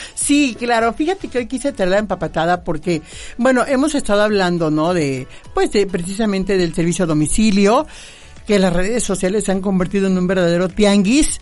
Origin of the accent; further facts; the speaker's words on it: Misantla, Veracruz, Mexico; allá en mi tierra